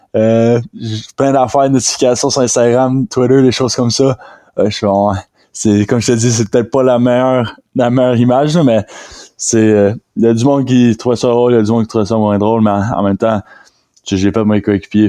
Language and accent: French; Rimouski, Quebec, Canada; je viens de Rimouski